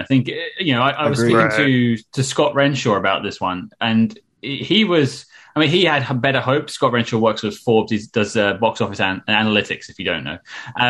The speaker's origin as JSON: {"language": "English", "country": "United Kingdom", "said": "Being a Brit"}